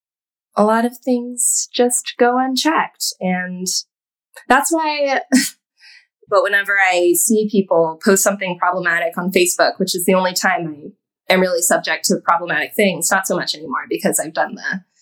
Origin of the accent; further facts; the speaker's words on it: a suburb outside of Austin, Texas, United States; now in New York, United States; I'm from a suburb outside of Austin, which was not progressive